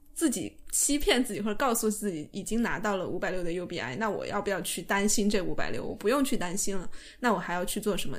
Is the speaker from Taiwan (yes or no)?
no; China; 我们中国人